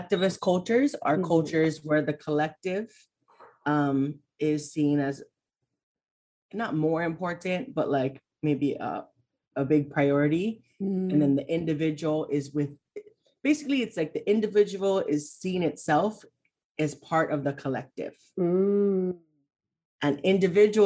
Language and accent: English; Hawaii, United States; also born or lived in Oregon / New York; I live in Hawaii. I was born and raised here.